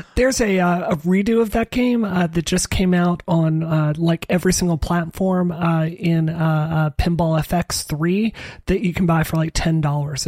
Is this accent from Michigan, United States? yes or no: no; Mississippi, United States; moved away; in the South, where I grew up in Mississippi